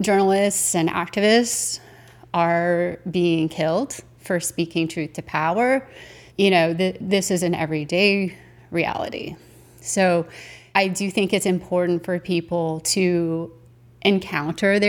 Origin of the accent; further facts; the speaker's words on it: United States; as an American